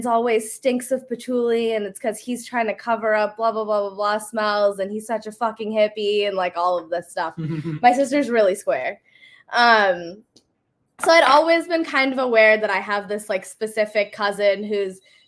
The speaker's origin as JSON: {"language": "English", "region": "Indiana", "country": "United States", "tie": "born or raised there", "also_born_or_lived": "Ohio", "said": "I grew up in the Midwest. I grew up in Indiana"}